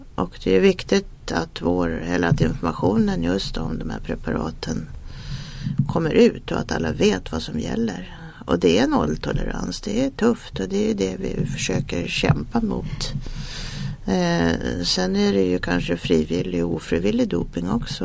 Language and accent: Swedish; Sweden; jag är svensk